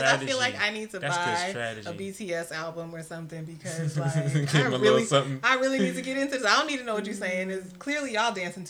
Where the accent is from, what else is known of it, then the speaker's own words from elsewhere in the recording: New York City, New York, United States; I am not from Cali. {S0} No. {S1} I'm from New York City.